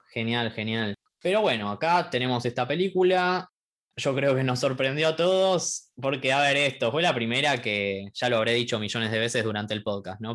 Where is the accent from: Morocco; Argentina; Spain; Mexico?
Argentina; nosotros somos de Argentina